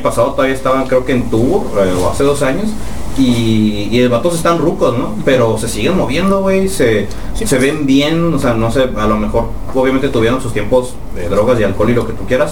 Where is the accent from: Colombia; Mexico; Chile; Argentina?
Mexico; Mexicali, Baja California; hasta nuestra casa que queda más allá de la comandancia, más bueno, los que somos de Mexicali